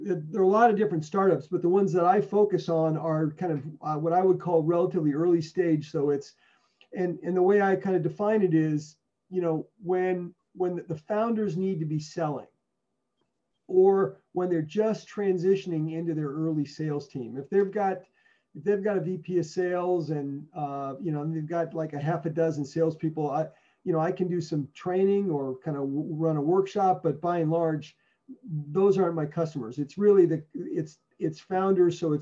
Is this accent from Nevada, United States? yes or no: no; California, United States; also born or lived in Philadelphia, Pennsylvania / New Jersey; now in Baltimore, United States; I was born in Philly, but I grew up in California and then relocated to the East Coast a long time ago, up in New Jersey, and then migrated down to Baltimore about 10 years ago